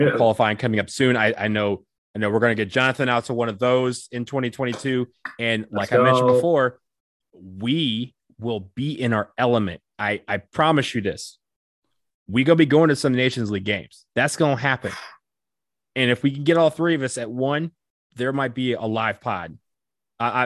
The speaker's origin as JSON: {"language": "English", "town": "Detroit", "region": "Michigan", "country": "United States", "said": "I'm from Detroit. It's basically home for us too"}